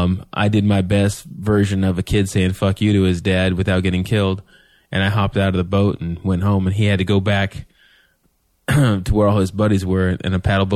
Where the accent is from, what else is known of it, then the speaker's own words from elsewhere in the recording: Kitsap Lake, Washington, United States; because I grew up in Kitsap Lake and we lived on one side of the lake. And we didn't have